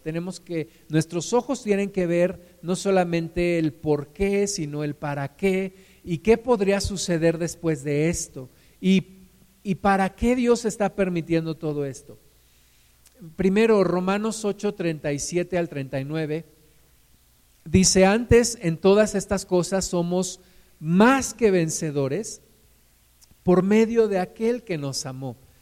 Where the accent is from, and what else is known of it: Mexico